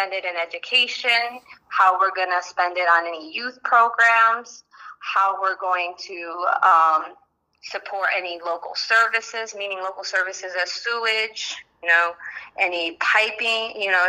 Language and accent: English; Ansonia, Connecticut, United States; also born or lived in Ecuador; I'm from Ecuador. I came to Ansonia when I was at the age of 3